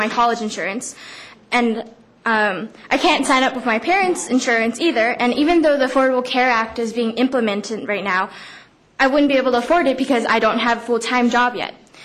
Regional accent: San Francisco, California, United States; I was born and raised in San Francisco from District 11

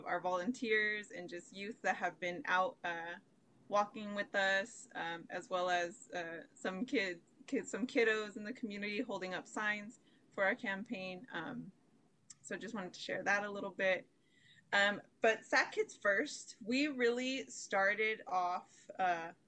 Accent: Sacramento, California, United States; I myself was a young person growing up in Sacramento. I'm actually from the Meadowview community

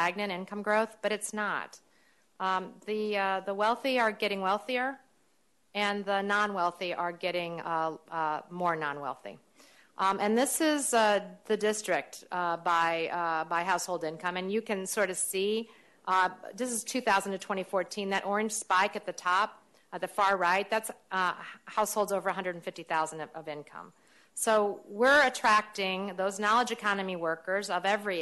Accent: St. Louis, Missouri, United States; moved away; my hometown of St. Louis

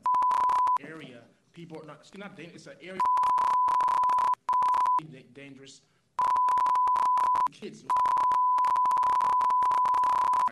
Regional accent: Marin City, California, United States; born and raised in Marin City.

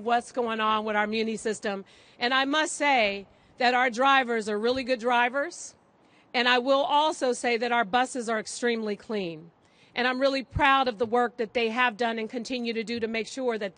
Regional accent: San Francisco, California, United States; growing up in San Francisco

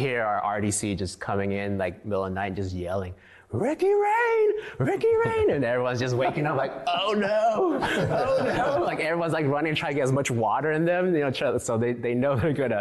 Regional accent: San Francisco, California, United States; moved away as an adult; coming from San Francisco as Chinese American

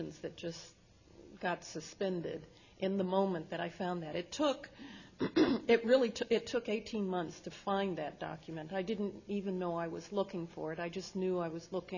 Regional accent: Berkeley, California, United States; also born or lived in Louisiana; I was born here in Berkeley

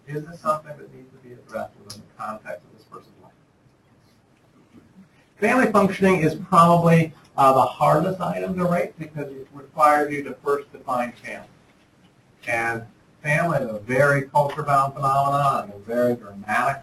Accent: Speedway, Indiana, United States; moved away; also born or lived in Chicago / Ottawa; when I was growing up in Speedway, Indiana, I went to basketball practice

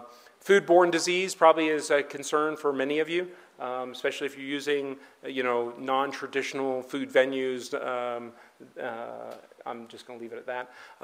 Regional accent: California, United States; now in Denver, United States; I came from California.

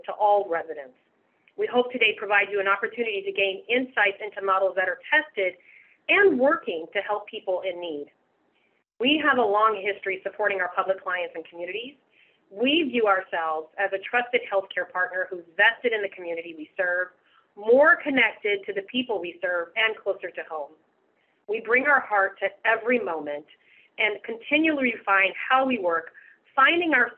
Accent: Seattle, Washington, United States; I was born and raised here in Seattle, so I am a native.

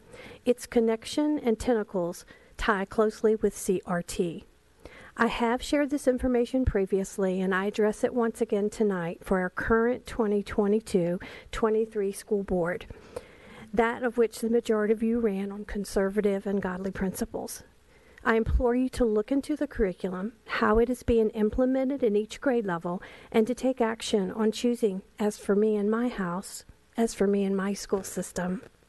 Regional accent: Chesapeake, Virginia, United States; I'm from Chesapeake, Virginia

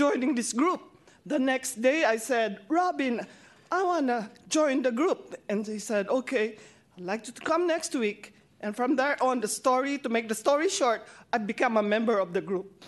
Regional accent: Philippines; moved away; I'm Filipino

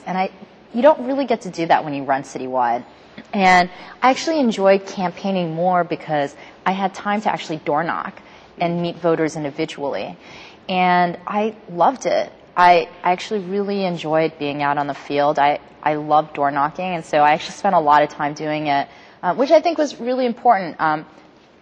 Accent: New York City, New York, United States; moved away as an adult; also born or lived in Stanford, California; now in San Francisco, United States; I grew up in New York City, born to my parents who had immigrated here to the U.S.

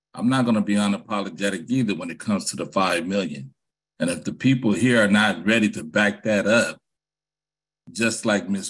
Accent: San Francisco, California, United States; I'm from Hunters Point, born on Navy Road.

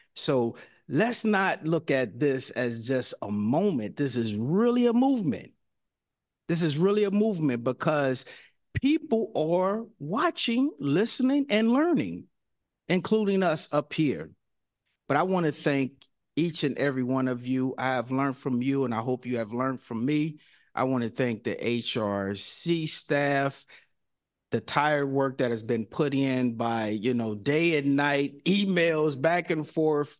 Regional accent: Mississippi, United States; now in San Francisco, United States; I'm from Mississippi too

